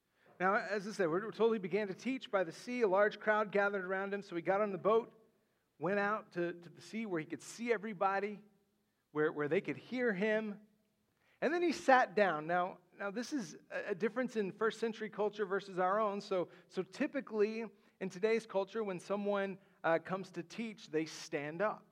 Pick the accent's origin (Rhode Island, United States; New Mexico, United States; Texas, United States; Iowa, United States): Texas, United States; West; moved away; where I grew up in West Texas